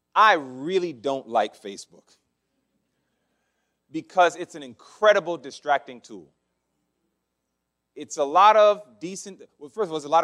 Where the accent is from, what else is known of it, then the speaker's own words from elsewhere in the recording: Massachusetts, United States; I'm from Massachusetts